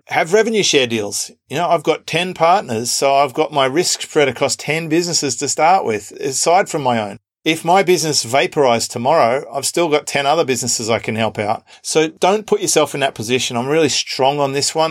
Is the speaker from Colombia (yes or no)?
no; Australia; accent: Australian; my Australian accent stands out